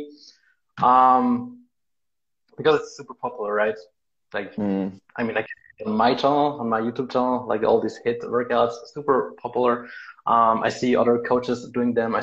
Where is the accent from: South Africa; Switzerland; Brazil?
Switzerland; We are both from Switzerland